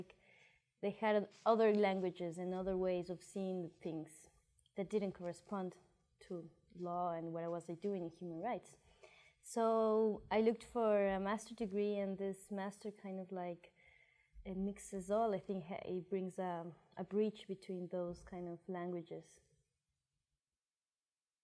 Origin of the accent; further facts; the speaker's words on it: Ecuador; moved away as an adult; I come from Ecuador.